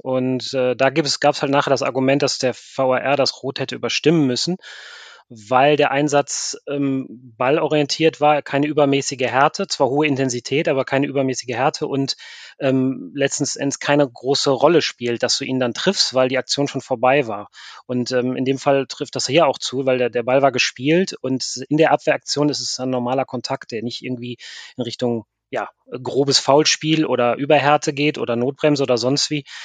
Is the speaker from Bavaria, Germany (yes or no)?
no; Mönchengladbach, North Rhine-Westphalia, Germany; moved away as an adult; also born or lived in Scotland; now in Cambridge, United Kingdom; ich bin groß geworden in Mönchengladbach